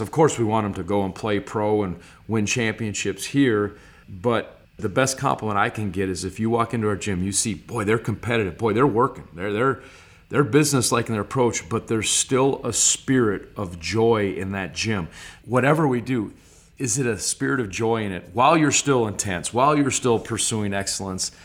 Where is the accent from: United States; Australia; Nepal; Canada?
United States; Stevens Point, Wisconsin; also born or lived in Clintonville, Wisconsin / Green Bay, Wisconsin; the majority of my life was in Stevens Point, Wisconsin from first to ninth grade